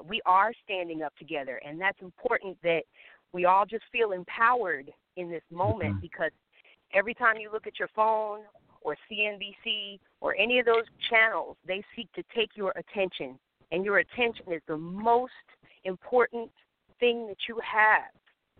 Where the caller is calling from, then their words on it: Atlanta, Georgia, United States; This is I'm calling from Atlanta.